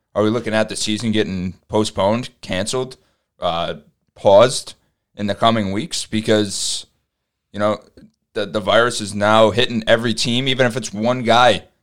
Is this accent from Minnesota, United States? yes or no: no; New York, United States; we're from New York